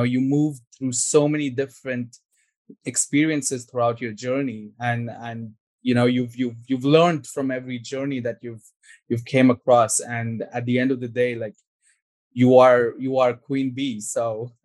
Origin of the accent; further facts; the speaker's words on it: India; I'm from India